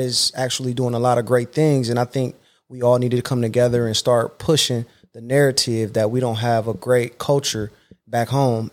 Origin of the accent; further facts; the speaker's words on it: Akron, Ohio, United States; I come back to my hometown, Akron, Ohio, to coach